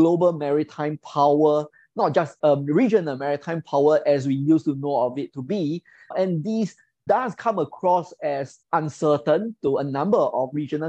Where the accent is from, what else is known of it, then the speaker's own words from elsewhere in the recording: Singapore; as a Singaporean